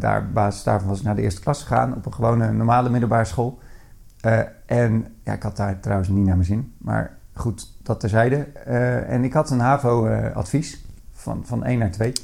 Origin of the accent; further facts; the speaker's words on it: Bleiswijk, South Holland, Netherlands; also born or lived in Katwijk; now in Veenendaal, Netherlands; Eh, al eh, na vier jaar verhuisden we naar, naar Blijswijk